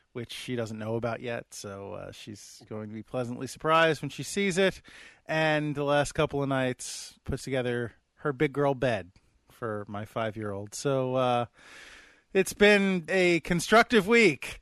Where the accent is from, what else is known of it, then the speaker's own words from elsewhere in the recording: United States; I'm an American